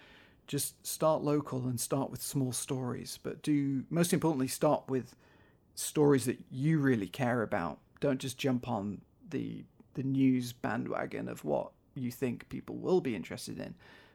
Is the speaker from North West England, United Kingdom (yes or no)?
yes; North West England, United Kingdom; now in -; in the area where I grew up in the Northwest, just outside of Manchester, we're seeing things like these regular floods